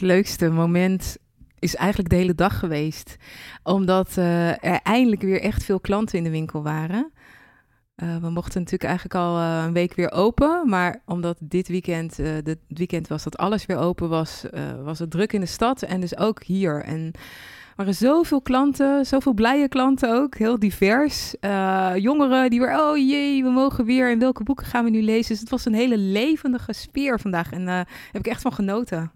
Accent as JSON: {"language": "Dutch", "town": "Leersum", "region": "Utrecht", "country": "Netherlands", "tie": "born or raised there", "said": "het dorp waar ik ben opgegroeid, Leersum"}